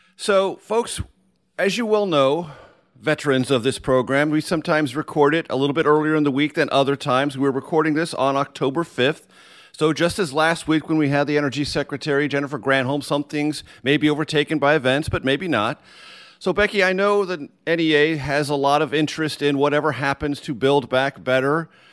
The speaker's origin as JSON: {"language": "English", "town": "San Diego", "region": "California", "country": "United States", "tie": "born or raised there", "said": "my public education in San Diego, California"}